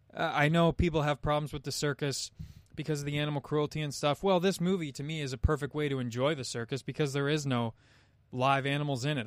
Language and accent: English; Canada; as a Canadian